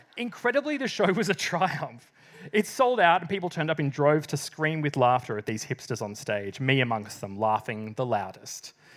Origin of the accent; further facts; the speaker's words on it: South East Gippsland, Victoria, Australia; moved away as an adult; also born or lived in Melbourne; I'm from the country. I moved from South East Gippsland to Melbourne at the age of eighteen